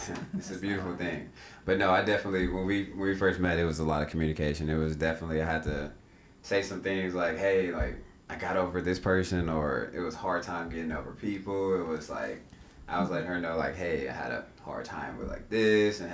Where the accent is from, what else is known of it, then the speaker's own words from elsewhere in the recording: Shreveport, Louisiana, United States; now in Dallas, United States; I come from Shreveport, Louisiana.